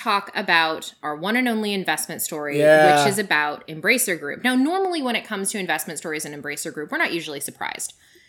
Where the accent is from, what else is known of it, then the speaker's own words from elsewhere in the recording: Canada; I mean, my home country has as well.